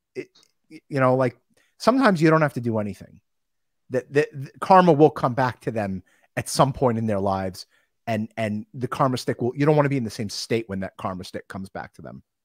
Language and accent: English; North Shore of Long Island, New York, United States; I grew up on the North Shore of Long Island